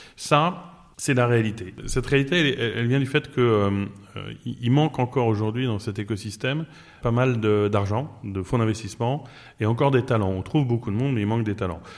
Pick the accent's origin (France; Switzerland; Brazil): France; Normandy; now in Barcelona, Spain; je suis normand